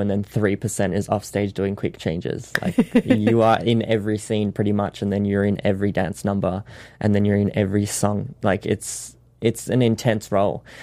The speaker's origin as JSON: {"language": "English", "town": "Sydney", "region": "New South Wales", "country": "Australia", "tie": "born or raised there", "moved": "as an adult", "lives_now": "Los Angeles, United States", "said": "I learnt the show in Sydney, which is my hometown"}